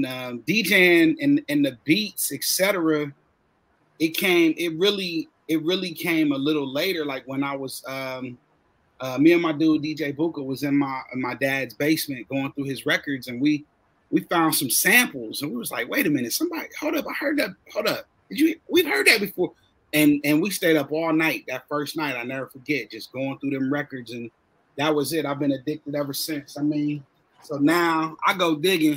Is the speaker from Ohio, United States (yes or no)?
yes; Columbus, Ohio, United States; I'm from Columbus. I still live in Columbus